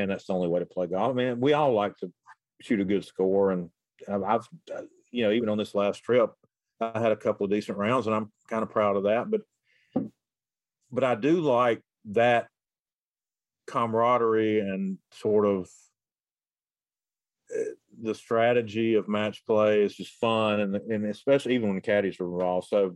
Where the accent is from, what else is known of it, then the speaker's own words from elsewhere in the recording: the South, United States; I'm from the South